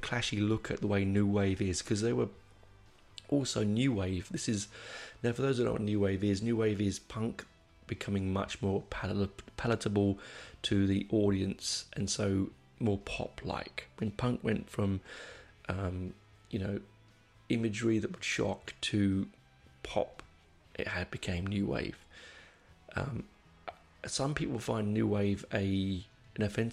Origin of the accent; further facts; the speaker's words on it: London, United Kingdom; I grew up in Hendon